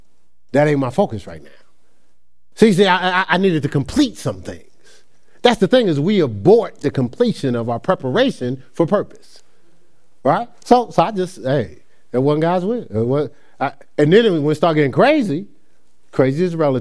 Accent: Newark, New Jersey, United States; moved away as an adult; also born or lived in Ohio; now in Charlotte, United States; I'm from Newark, New Jersey.

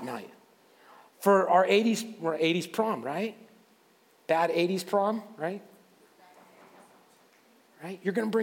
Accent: Waterford, Pennsylvania, United States; I grew up in Waterford and went to Fort LaBeouf

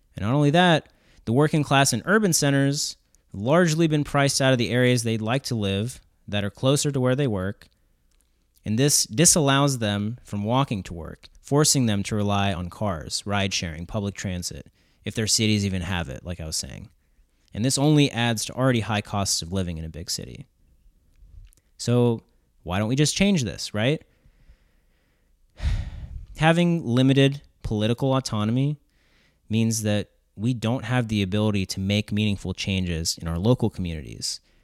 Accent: Southern West Virginia, United States; growing up in Southern West Virginia

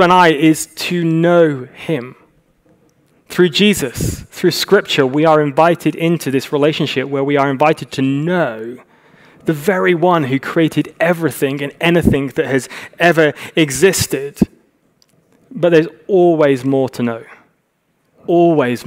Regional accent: United Kingdom; moved away as an adult; now in Los Angeles, United States; we're very British

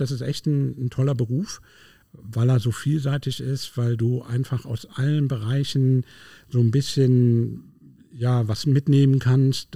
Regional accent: Berlin, Germany; moved away; Ich bin gebürtiger Berliner

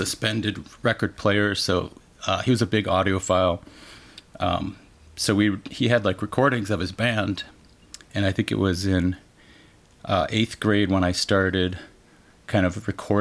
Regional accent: Joliet, Illinois, United States; also born or lived in Colorado; I grew up in Joliet Shorewood area, but my parents got divorced when I was like 4, so then like my dad went to Colorado basically, so then I had to kind of go back and forth

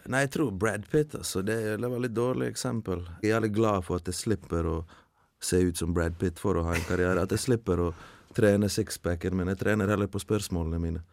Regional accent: Bosnia & Herzegovina; now in Norway; hjemlandet mitt

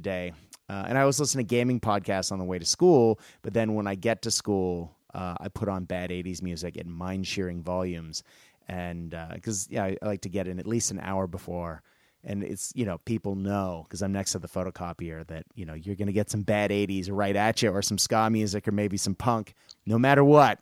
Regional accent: Boston, Massachusetts, United States; I grew up in Boston

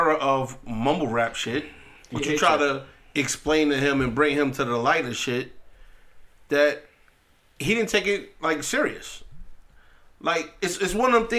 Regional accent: New York City, New York, United States; I'm from Queens

